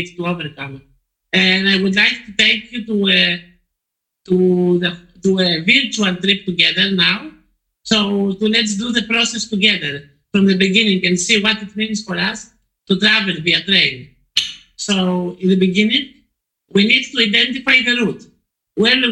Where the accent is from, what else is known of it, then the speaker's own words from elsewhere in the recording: Poland; now in Greece; I live in Greece. I'm originally from Poland